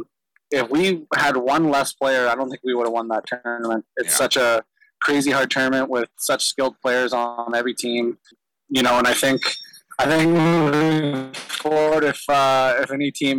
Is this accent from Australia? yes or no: no; Ladner, British Columbia, Canada; growing up in Ladner, especially in lacrosse